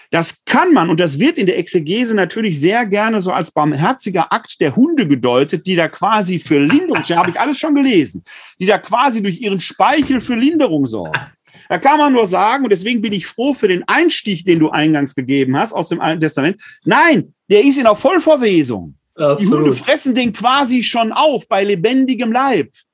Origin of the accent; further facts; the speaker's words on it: Ruhr area, North Rhine-Westphalia, Germany; now in Wuppertal, Germany; In meiner Heimat im Ruhrgebiet